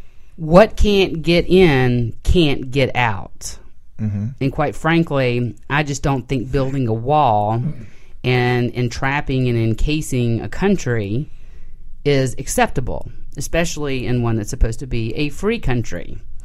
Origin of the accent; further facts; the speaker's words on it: United States; as an American